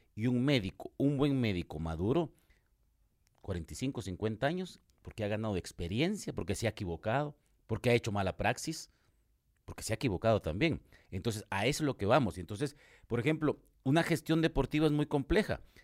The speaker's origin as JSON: {"language": "Spanish", "country": "Guatemala", "said": "ahora soy aficionado guatemalteco como Chapín"}